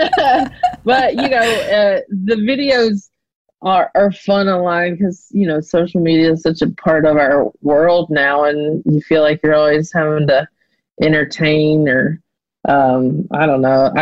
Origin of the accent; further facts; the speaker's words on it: a tiny town outside Charlotte, North Carolina, United States; moved away; I grew up in a tiny town outside of it